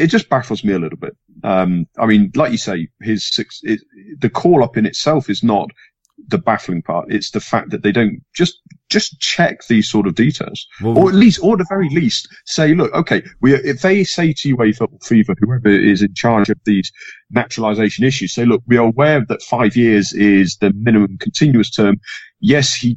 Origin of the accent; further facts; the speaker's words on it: England, United Kingdom; being English